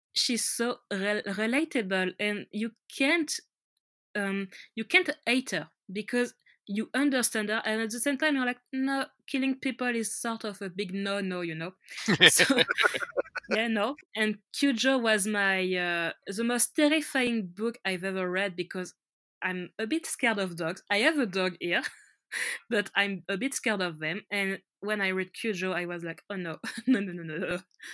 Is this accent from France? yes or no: yes; France; accent: French; English is a second language; I'm French and my accent is very French